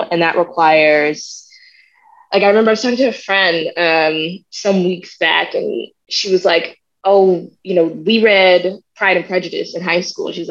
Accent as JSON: {"language": "English", "region": "the South", "country": "United States", "tie": "born or raised there", "said": "I think growing up in the South taught me to see those things first."}